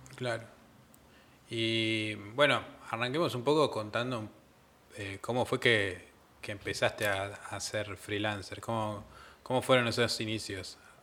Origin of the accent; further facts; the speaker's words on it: Comodoro Rivadavia, Chubut, Argentina; moved away; yo vengo de Comodoro Rivadavia